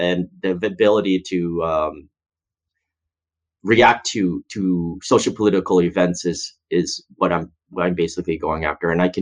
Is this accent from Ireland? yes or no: no; Canada; I'm Chinese Canadian, so I'm not even American